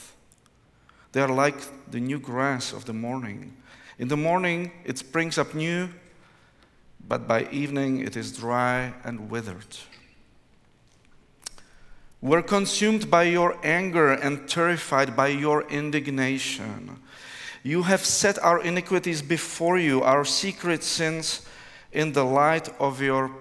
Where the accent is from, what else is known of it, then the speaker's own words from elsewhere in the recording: Prague, Czechia; English is a second language; I come from Prague, Czech Republic, which is in Central Europe